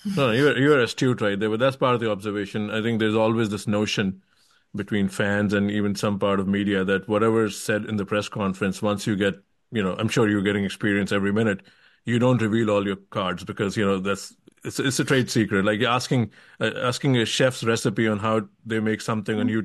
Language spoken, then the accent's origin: English; India; moved away as an adult; now in United States; I came to US when I was 19 from India, and I've mm. lived here all my life since